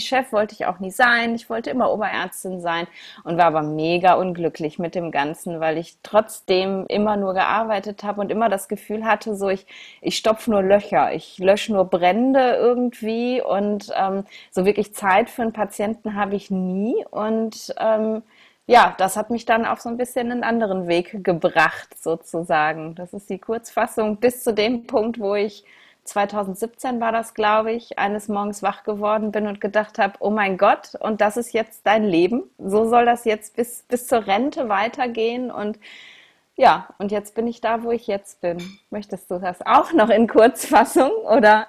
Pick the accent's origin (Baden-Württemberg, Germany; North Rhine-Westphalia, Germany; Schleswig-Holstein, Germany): North Rhine-Westphalia, Germany; Essen; in meiner Heimatstadt in Essen